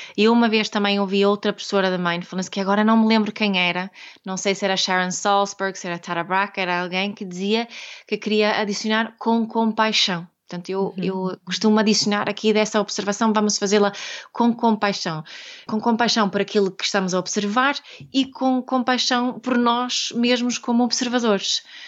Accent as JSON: {"language": "Portuguese", "country": "Sweden", "second_language": "Portuguese", "moved": "yes", "lives_now": "Portugal", "said": "eu sou sueca, daqui este, este sotaque eh, assim do, do norte"}